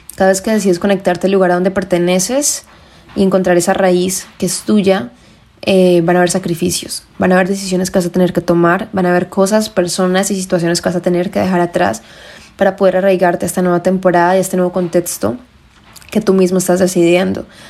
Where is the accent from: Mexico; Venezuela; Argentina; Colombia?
Colombia; como decimos en Colombia, soy colombiana